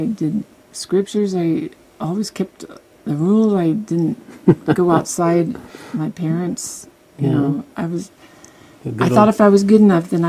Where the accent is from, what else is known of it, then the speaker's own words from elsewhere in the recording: California, United States; also born or lived in Hollywood, California; growing up in California, the Mormon kids in junior high and high school would hang out with each other.